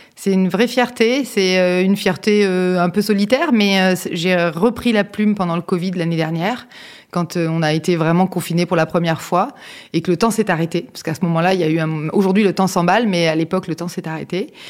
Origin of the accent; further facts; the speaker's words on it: southern France, France; moved away as an adult; also born or lived in Lyon / Neuilly-sur-Seine; quand on vient du sud de la France